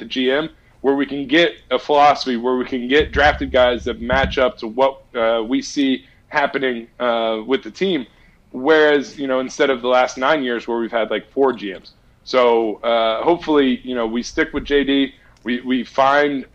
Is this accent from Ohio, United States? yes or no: yes; Ohio, United States; moved away as an adult; now in New Jersey, United States; born and raised in Ohio